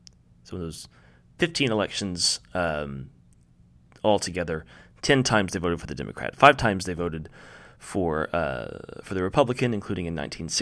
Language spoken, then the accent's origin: English; the South, United States; now in Oklahoma, United States; I grew up in the South